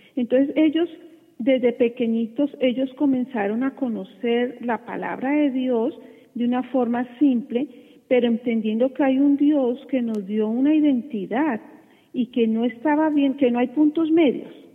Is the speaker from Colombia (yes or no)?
yes; Colombia; como dicen en, mi país, yo soy colombiana